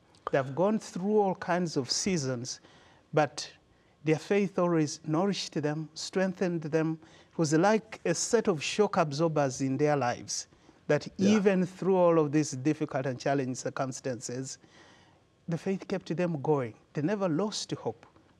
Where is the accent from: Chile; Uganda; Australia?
Uganda; moved away; I'm from Uganda.